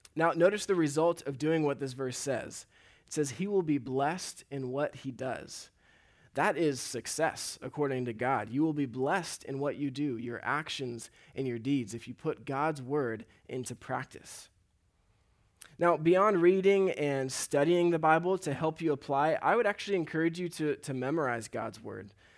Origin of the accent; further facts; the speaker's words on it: Huntington Beach, California, United States; So I grew up here in Huntington Beach, and a lot of my life has been around the ocean.